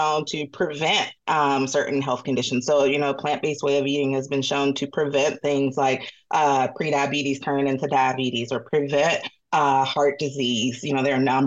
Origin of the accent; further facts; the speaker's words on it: Atlanta, Georgia, United States; moved away; I'm from Atlanta originally